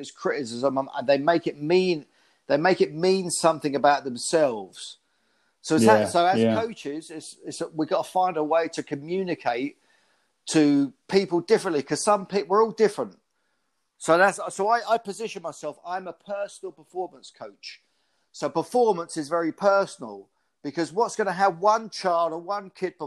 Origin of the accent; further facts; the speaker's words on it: Luton, East of England, United Kingdom; I first went with a club called Luton Boys Club because we live around the corner from it